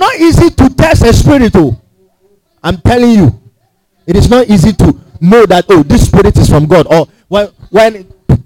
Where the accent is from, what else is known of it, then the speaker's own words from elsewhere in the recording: Ghana; we are from Ghana